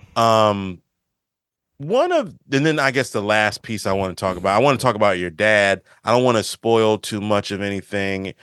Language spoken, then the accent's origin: English; Maryland, United States; being from the Maryland, the D M V or whatever people call it, being from the area